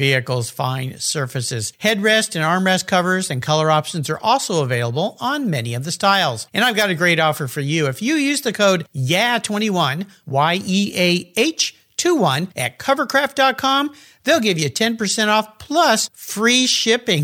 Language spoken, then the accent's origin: English; La Jolla, California, United States; I was growing up in La Jolla, California, on the ocean